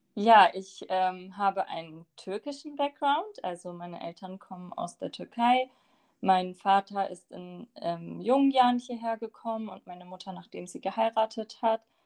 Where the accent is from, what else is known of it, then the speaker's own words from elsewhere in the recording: Bremen, Germany; also born or lived in Lower Saxony; ich bin aber in Bremen geboren und aufgewachsen